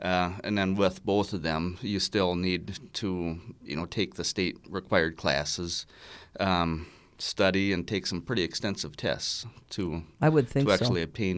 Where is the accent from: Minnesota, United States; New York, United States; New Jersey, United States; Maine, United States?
Minnesota, United States; Pine City; I grew up in Pine City.